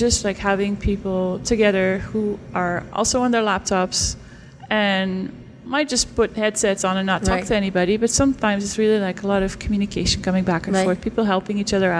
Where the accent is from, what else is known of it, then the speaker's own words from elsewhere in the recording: Stadskanaal, Groningen, Netherlands; I'm from the north of the Netherlands.